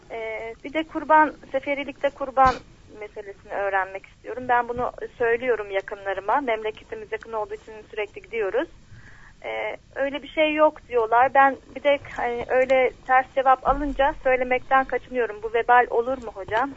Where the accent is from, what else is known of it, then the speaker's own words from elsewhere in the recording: Bolu, Bolu Province, Turkey; now in Istanbul, Turkey; memleketimde Bolu'da doğdum